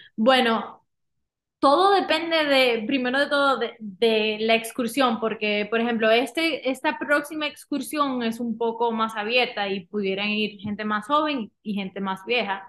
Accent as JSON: {"language": "Spanish", "country": "Dominican Republic", "tie": "born or raised there", "also_born_or_lived": "Miami", "moved": "as an adult", "lives_now": "Utah, United States", "said": "dominicana, nací allá, me crié allá y me mudé a los Estados Unidos para estudiar en Miami"}